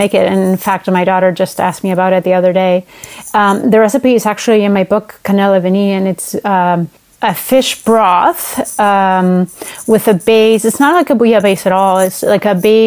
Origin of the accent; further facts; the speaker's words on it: Basque Country, Spain; now in Seattle, United States; I'm currently in Seattle, Washington, but I'm originally from the Basque Country in northern Spain